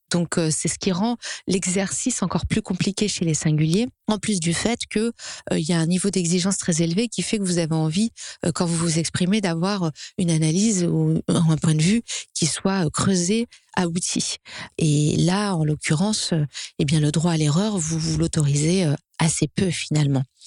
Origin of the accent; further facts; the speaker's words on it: France; en tant que Français